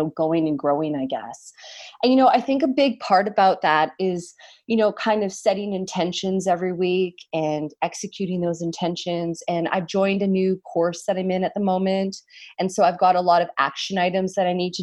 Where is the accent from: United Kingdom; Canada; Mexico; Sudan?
Canada; Although I'm not American, I'm Canadian